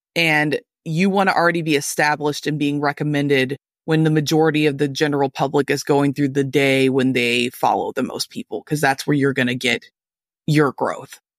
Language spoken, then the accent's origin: English; Louisville, Kentucky, United States